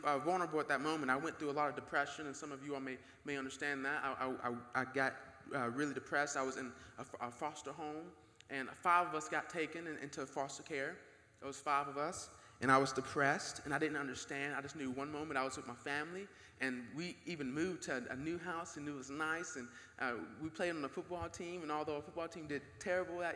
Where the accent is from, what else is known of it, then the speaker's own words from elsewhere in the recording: Marietta, Georgia, United States; we grew up in Marietta.